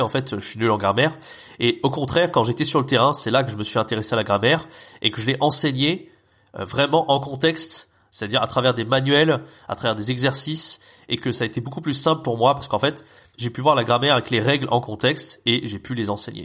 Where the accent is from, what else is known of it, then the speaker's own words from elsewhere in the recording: France; first language French; nous, en tant que Français natifs